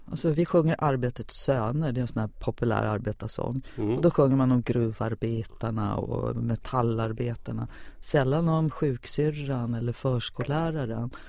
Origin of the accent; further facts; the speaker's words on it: Sollefteå, Västernorrland County, Sweden; born there; accent: Stockholm; Men du vet, man låter som en stockholmare när man är född i Sollefteå av halländska föräldrar.